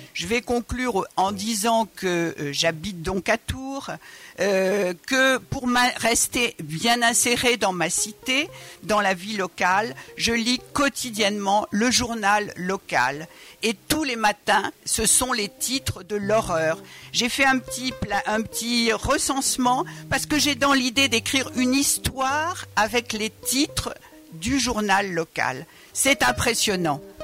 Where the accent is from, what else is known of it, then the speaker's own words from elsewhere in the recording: Georgia; French is a second language; now in France; je viens de Georgie, d'origine arménienne.